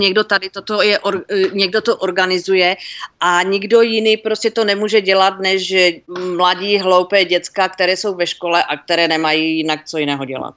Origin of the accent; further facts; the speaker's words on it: Czechia; moved away as an adult; now in Texas, United States; Češi, jak jako národ takový eh, nějak my nějak nejsme hrdí na to, že jsme Češi